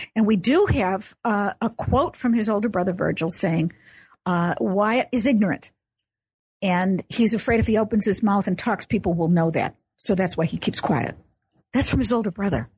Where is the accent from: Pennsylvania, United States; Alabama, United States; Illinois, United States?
Illinois, United States; Chicago; I grew up in Chicago, so I'm an Illinois girl